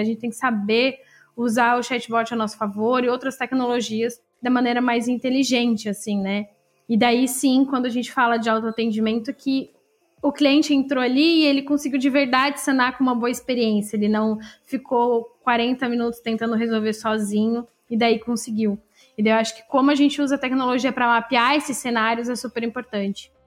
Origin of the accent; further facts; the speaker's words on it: Santa Catarina, Brazil; also born or lived in Florianópolis / Blumenau / Piçarras; eu sou aqui de Santa Catarina, eu morei em algumas cidades aqui em Santa Catarina